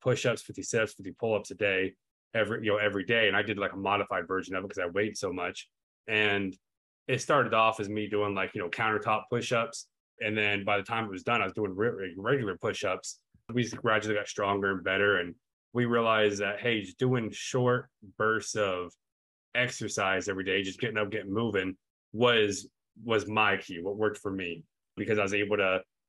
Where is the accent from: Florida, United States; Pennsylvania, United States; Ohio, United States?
Ohio, United States; moved away as an adult; also born or lived in Nevada / Germany; I was born and raised in Ohio